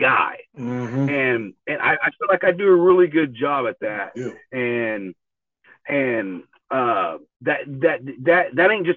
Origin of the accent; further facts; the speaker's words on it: Tulsa, Oklahoma, United States; I grew up here in Tulsa, Oklahoma